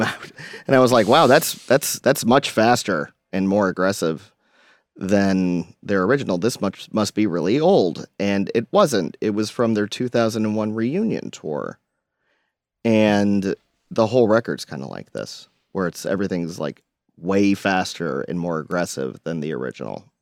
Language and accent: English; Hilton Head Island, South Carolina, United States; I grew up on Hilton Head